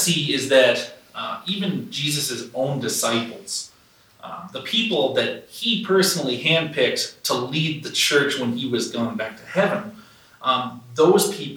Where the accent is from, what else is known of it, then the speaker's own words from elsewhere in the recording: Burke's Corner, near Fredericton, New Brunswick, Canada; If you've ever been in the Fredericton area, basically you drive, I'd say like 20 minutes out of town to a place called Burke's Corner.